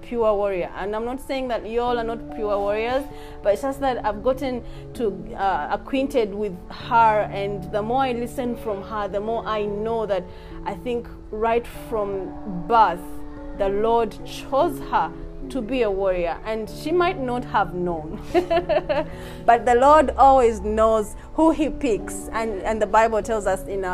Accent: Uganda; I love my home country too

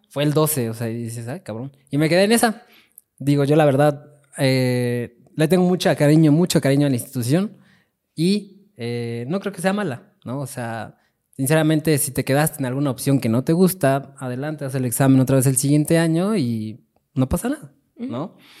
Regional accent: Chimalhuacán, State of Mexico, Mexico; yo vengo de Chimalhuacán

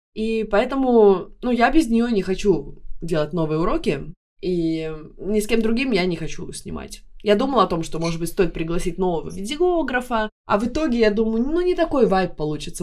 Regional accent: Tartu, Tartu County, Estonia; accent: Baltic; moved away as an adult; now in Stockholm, Sweden; в Тарту, в моем родном городе

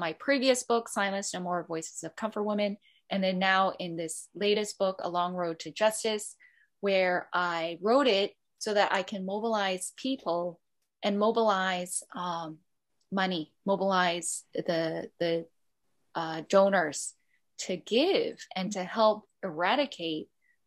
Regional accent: Canada; now in Hong Kong; I'm more Canadian in some ways, and I struggled with my Korean identity

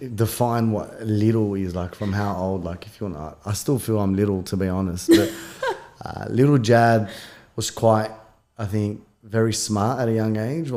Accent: Punchbowl, New South Wales, Australia; I think, we came here, you know, obviously son of an immigrant. So kind of growing up in Punchbowl, I would say I was very colourful.

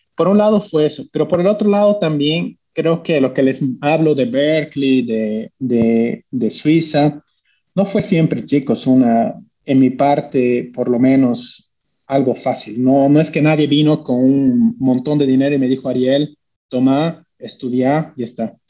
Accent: Bolivia; moved away; also born or lived in United States / Switzerland; como bolivianos somos, eh, venimos de un país pequeño

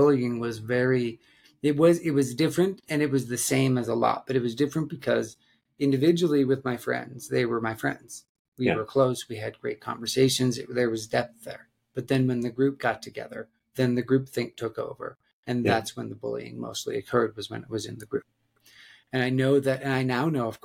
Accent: Black Hills of South Dakota, United States; I grew up in the Black Hills of South Dakota

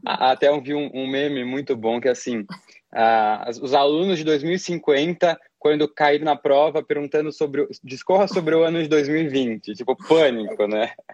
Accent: Brazil; em nós como brasileiros

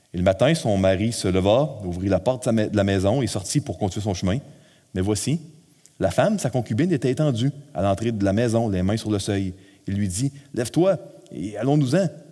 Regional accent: Quebec, Canada; nous, au Québec, on est un peuple, une nation un peu plus euh, individualiste.

